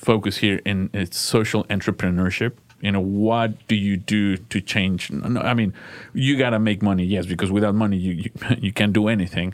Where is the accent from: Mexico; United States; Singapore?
Mexico; moved away; I come from Mexico